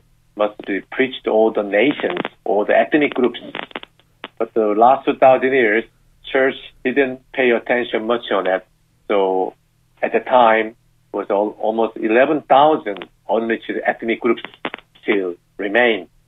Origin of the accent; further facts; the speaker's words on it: South Korea; moved away; I'm from South Korea, and I'm married to a British lady